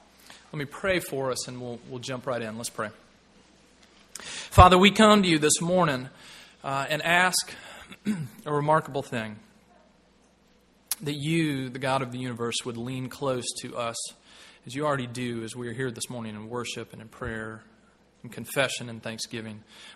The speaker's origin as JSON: {"language": "English", "region": "Tennessee", "country": "United States", "tie": "born or raised there", "said": "When I was growing up, I grew up in Tennessee"}